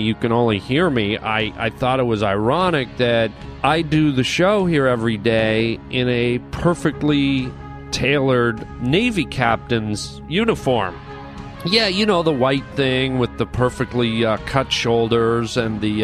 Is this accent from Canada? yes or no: yes; Canada; we grew up in Canada.